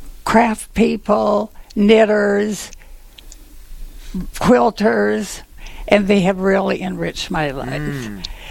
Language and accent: English; Cooperstown, New York, United States; moved away; I grew up in Cooperstown, and we still have our family home there